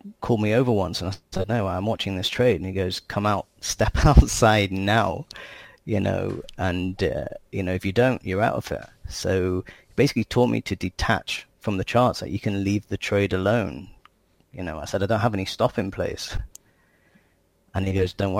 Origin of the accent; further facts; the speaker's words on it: England, United Kingdom; moved away as an adult; also born or lived in United States; now in Israel; I grew up in England and lived in the US, and I came to Israel